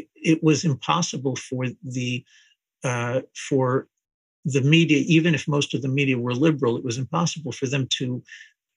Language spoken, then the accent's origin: English; New Jersey, United States; also born or lived in Israel; when I was growing up in New Jersey, I was born in Israel, but I grew up in the United States